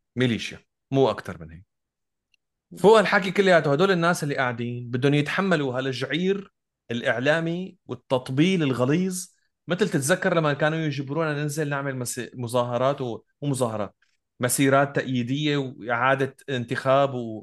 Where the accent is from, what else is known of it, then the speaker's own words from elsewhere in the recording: Syria; انا سوري